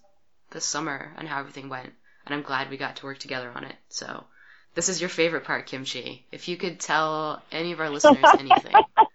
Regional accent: the West, United States; I'm from the West.

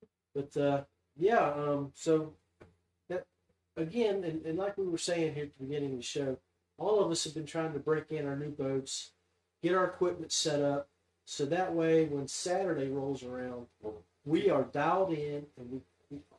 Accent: the Mountain State, West Virginia, United States; we are from the Mountain State

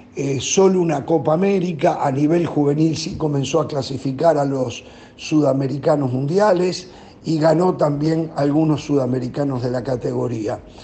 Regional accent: Uruguay

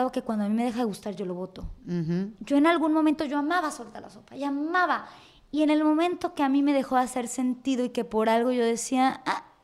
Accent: Mexico; de herencia hereditario que que uno como mexicano, uno creció con esa televisión, uno le dedicó eso.

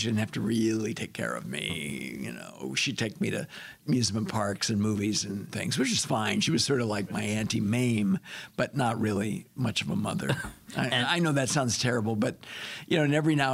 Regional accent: Monterey Park, California, United States; I was born in California. Los Angeles area, Monterey Park.

